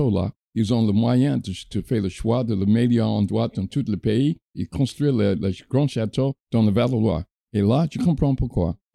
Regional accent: United States; French is a second language; now in France; je suis trop content d'avoir eu la chance d'être né là et de grandir là.

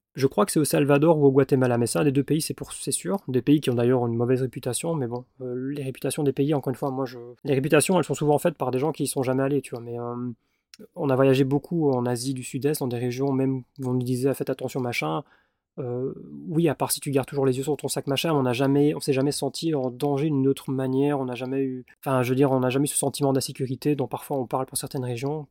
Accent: Belgium; je suis en Belgique, je suis belge

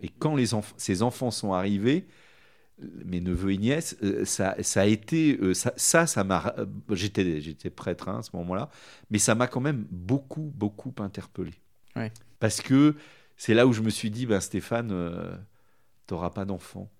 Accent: Sancoins, Centre-Val de Loire, France; Je suis originaire de Sancoin, dans dans le Cher

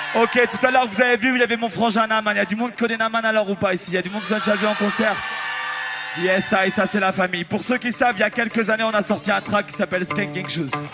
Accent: Normandy, France; Moi, je suis normand

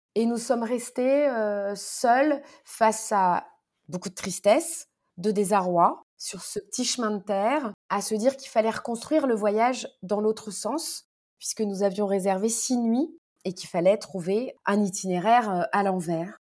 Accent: Paris, Île-de-France, France; also born or lived in Morocco; ce dont j'avais le plus besoin en tant que parisienne

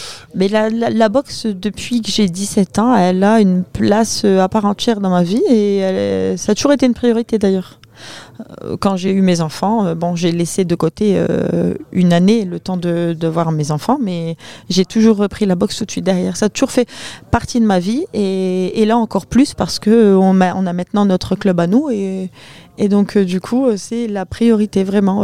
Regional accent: Saint-Pol-sur-Mer, Hauts-de-France, France; chez nous à Saint-Paul

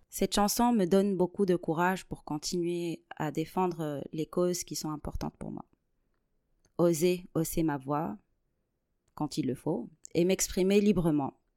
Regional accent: Tunisia; moved away as an adult; now in Toulouse, France; je suis née et j'ai grandi en Tunisie. Aujourd'hui, je suis toulousaine euh, par adoption.

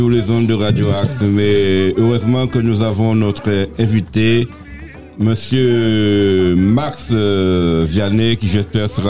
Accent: Le François, Martinique; je suis du François

